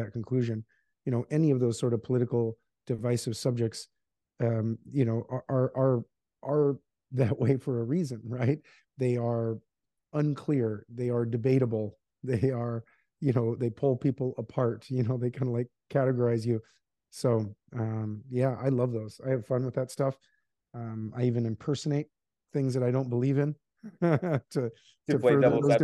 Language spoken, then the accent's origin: English; Alaska, United States; moved away as an adult; also born or lived in Seattle; I grew up in Alaska